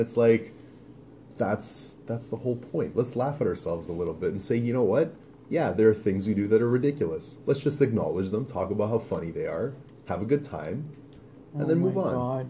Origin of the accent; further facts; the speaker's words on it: Canada; I don't live in America. I'm not American.